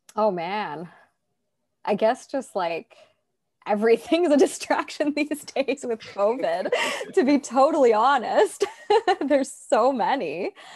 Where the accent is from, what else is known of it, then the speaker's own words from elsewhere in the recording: Toronto, Ontario, Canada; I'm from Toronto, Canada